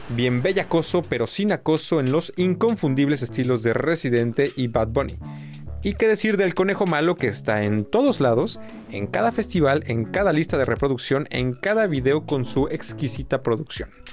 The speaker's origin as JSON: {"language": "Spanish", "country": "Mexico", "moved": "yes", "lives_now": "Germany", "said": "Yo, mexicano, que vive en Alemania"}